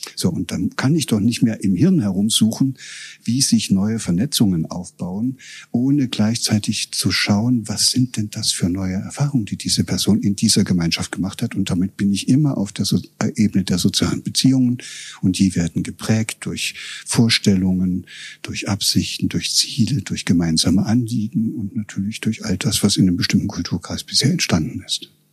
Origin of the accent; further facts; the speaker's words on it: Germany; moved away as an adult; also born or lived in Göttingen; Ich war aus dem Osten gekommen